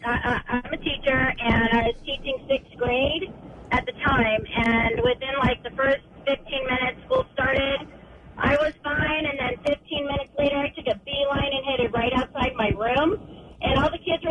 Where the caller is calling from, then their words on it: Montana, United States; I'm calling from Montana.